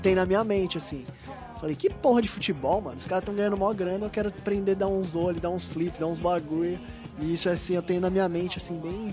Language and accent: Portuguese; São Paulo, Brazil; eu sou de Itaquera, Arthur Alvinha, ali da região